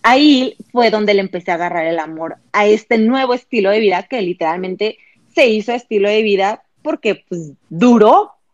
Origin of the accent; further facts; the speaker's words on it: Ciudad Victoria, Tamaulipas, Mexico; moved away as an adult; also born or lived in Monterrey; yo no soy de Monterrey, yo vengo de Ciudad Victoria, entonces me voy a Monterrey a estudiar la universidad